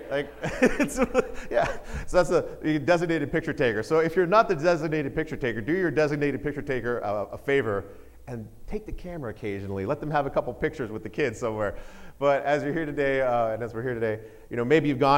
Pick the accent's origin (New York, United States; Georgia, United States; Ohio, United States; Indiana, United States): Georgia, United States; also born or lived in Texas, United States / Connecticut, United States; I was a Georgia boy. What I mean by that, I was born in Texas.